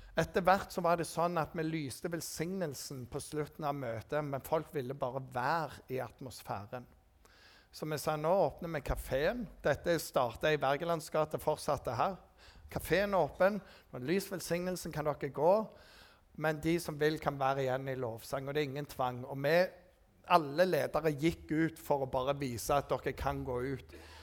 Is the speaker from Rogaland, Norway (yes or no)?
yes; Rogaland, Norway; For jeg var rogalending. Og jeg er jo rogalending.